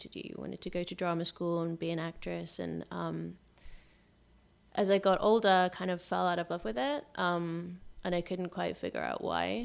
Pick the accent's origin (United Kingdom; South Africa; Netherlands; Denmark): United Kingdom; Liverpool, North West England; also born or lived in London; now in Los Angeles, United States; I was born in London. I grew up in Liverpool